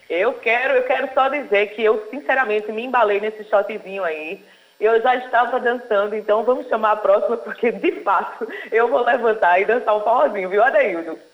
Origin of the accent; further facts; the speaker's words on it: Paraíba, Brazil; Sou nordestina, sou paraibana